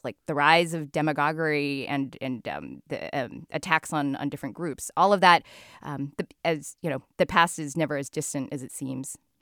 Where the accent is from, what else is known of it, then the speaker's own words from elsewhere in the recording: United States; I'm the American born daughter of Chinese immigrants.